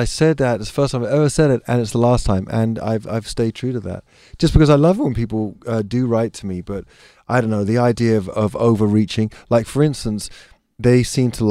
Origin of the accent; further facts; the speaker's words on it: England, United Kingdom; being English